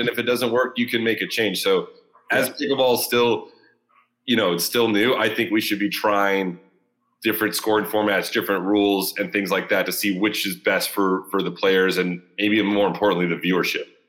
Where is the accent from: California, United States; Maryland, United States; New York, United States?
California, United States; Southern; near my hometown. So, or in Southern California